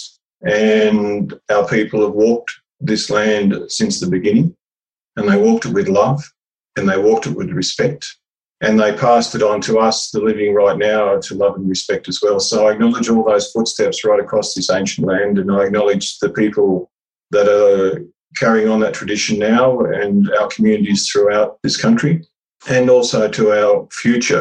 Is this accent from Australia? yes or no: yes; Karuah, New South Wales, Australia; I grew up in Karoor, which is a small Aboriginal reserve about an hour north of Newcastle